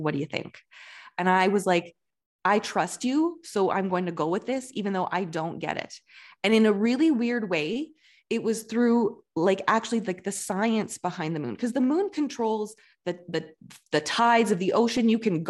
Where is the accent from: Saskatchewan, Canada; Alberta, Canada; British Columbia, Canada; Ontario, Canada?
Alberta, Canada; I grew up in Southern Alberta, which is a very like, it's like the Bible Belt of Canada.